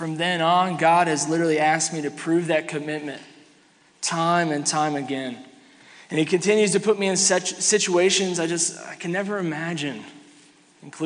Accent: Kansas City, Missouri, United States; moved away as an adult; now in Ocala, United States; I grew up in here. I grew up in Kansas City. I graduated from Raytown South in 2005

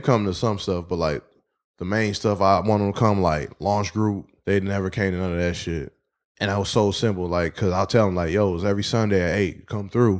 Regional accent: Detroit, Michigan, United States; Uh, West Side of Detroit, six mile out of drive, like, right outside Roselle Park.

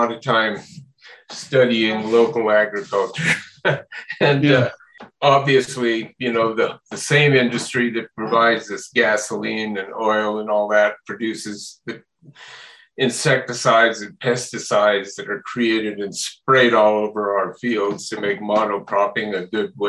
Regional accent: Las Animas, Colorado, United States; moved away as an adult; also born or lived in San Francisco; came back to my hometown of Los Animas

